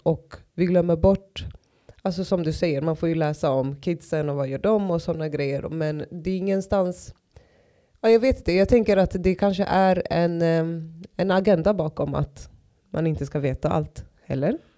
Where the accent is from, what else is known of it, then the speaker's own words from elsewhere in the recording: Stockholm, Stockholm County, Sweden; jag är uppväxt i Tensta och Rinkeby